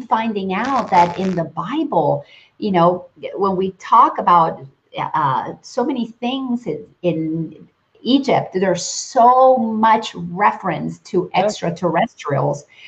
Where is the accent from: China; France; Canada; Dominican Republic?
Dominican Republic; moved away; growing up in the Dominican